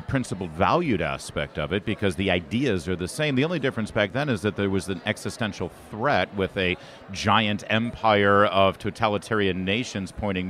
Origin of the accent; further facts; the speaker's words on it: Plymouth, Michigan, United States; moved away; also born or lived in Detroit, Michigan; You know, I'm a Michigan guy. I was born in Detroit, grew up in Plymouth, right by Livonia